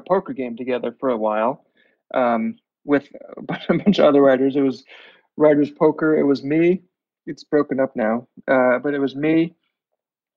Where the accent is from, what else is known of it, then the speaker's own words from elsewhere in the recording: Long Island, New York, United States; now in New York City, United States; I grew up in Long Island, and I didn't, only 25 miles outside of New York City